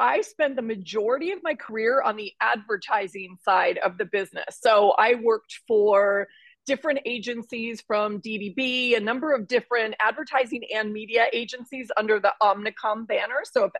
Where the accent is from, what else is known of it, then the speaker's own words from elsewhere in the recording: Minneapolis, Minnesota, United States; also born or lived in Ohio; I grew up in Minneapolis, Minnesota. I was born in Ohio. So I'd consider myself sort of born and raised as a Midwestern girl